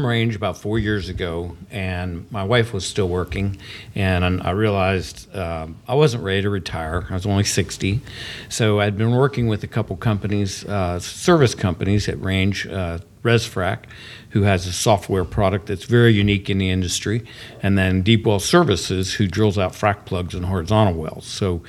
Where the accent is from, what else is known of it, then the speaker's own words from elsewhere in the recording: Pennsylvania, United States; also born or lived in Bakersfield, California / Naples, Florida; we're very blessed to be able to winter down in Naples and get away from the Pittsburgh weather, which we've been up there since 1990, and I grew up in Pennsylvania